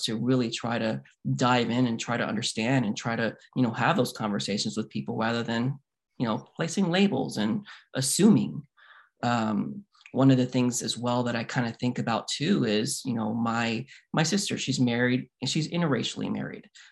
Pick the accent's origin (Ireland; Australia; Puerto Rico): Puerto Rico; Puerto Ricans, we come from Africa